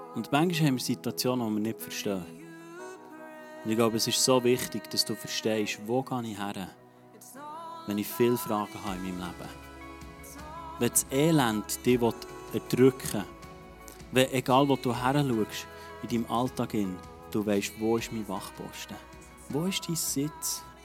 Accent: Switzerland; als Schweizer

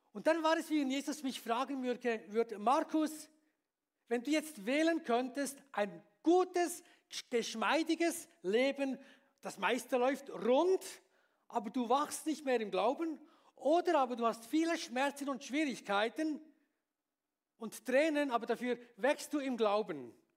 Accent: Bern, Switzerland; moved away as an adult; also born or lived in Beatenberg; now in Graubünden, Switzerland; ich bin ja in, in Stadt Bern aufgewachsen

